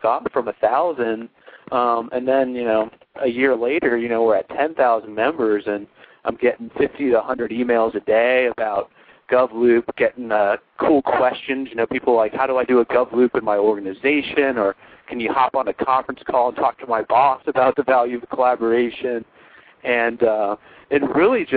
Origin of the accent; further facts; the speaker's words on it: Ohio, United States; I'm from Ohio